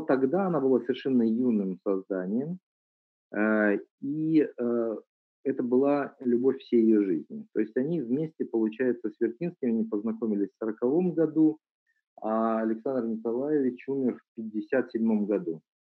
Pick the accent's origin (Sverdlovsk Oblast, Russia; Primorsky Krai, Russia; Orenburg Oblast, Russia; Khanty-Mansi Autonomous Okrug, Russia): Primorsky Krai, Russia; Vladivostok; я сам родом из Владивостока, когда я был юный, еще учился в школе